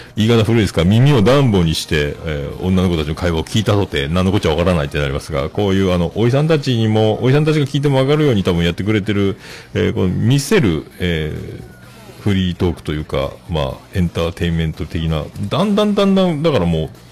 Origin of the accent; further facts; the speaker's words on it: Fukuoka, Japan; 僕は福岡、ほぼ福岡育ちですけどね